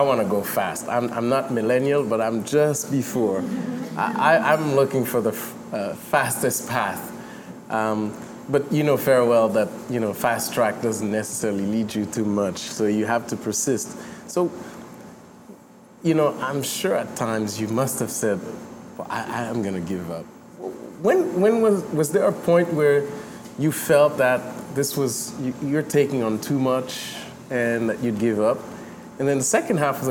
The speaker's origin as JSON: {"language": "English", "town": "Montreal", "region": "Quebec", "country": "Canada", "tie": "born or raised there", "said": "I grew up in Saint-Michel myself"}